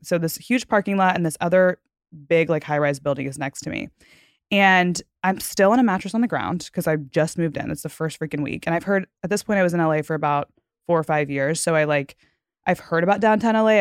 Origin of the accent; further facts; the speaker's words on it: Fort Worth, Texas, United States; moved away; I'm from Fort Worth.